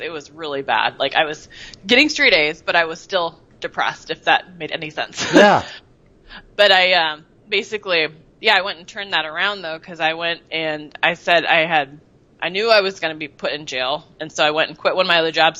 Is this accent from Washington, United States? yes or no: yes; Seattle, Washington, United States; moved away as an adult; also born or lived in Bellevue, Washington; I was born in Bellevue, Washington, which is the east side of Seattle, and basically lived the first 35 years of my life in Seattle